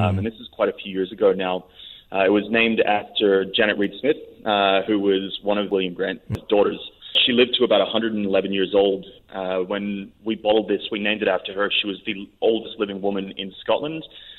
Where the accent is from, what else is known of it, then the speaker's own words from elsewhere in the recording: Philippines; I grew up in the Philippines